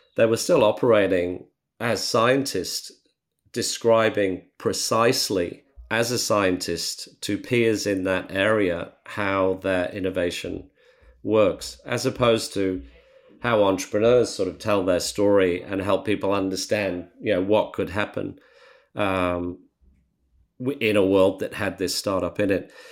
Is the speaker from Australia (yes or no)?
yes; Australia; as Australian entrepreneurs